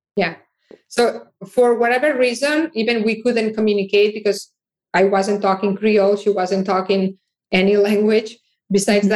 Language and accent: English; Barcelona, Catalonia, Spain; now in United States; I am originally from Barcelona and I moved to United States